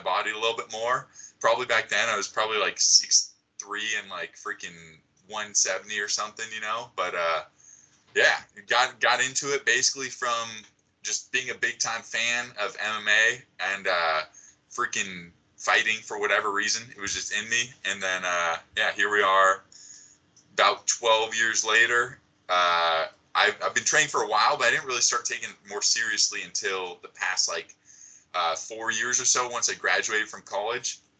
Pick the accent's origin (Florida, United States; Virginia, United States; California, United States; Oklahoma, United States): California, United States; San Diego; I'm from San Diego